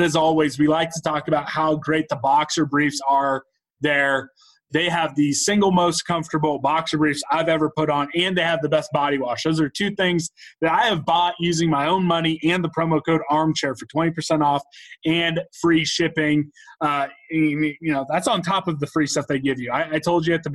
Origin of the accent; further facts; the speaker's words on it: Topeka, Kansas, United States; Both Grant and I grew up in Topeka